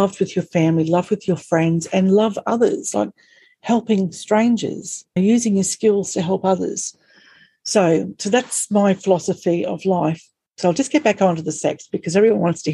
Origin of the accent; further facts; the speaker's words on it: Australia; accent: strine; we're Australian and we have this really strawny accent